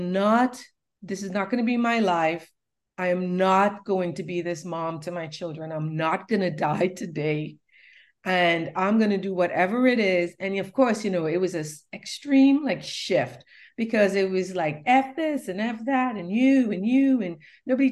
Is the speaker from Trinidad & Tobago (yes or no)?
yes; Trinidad & Tobago; also born or lived in New York City; now in North Carolina, United States; I came from Trinidad, a third world nation